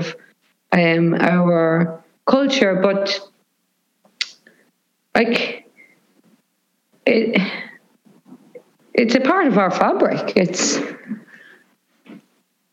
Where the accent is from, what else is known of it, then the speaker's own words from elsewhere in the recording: Cavan, Ulster, Ireland; a lot of the music that I grew up listening to in Cavan would have been American music